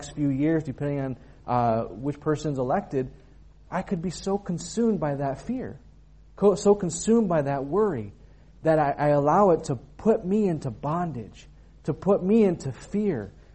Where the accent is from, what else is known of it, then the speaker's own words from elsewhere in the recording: United States; moved away; being an American